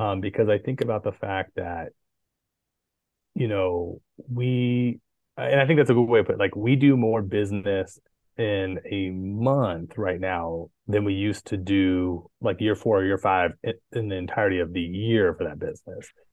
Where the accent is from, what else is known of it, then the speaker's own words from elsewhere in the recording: Poway, California, United States; also born or lived in Coronado, California; I was born in Northern California, but I lived in Poway from the time I was about three years old on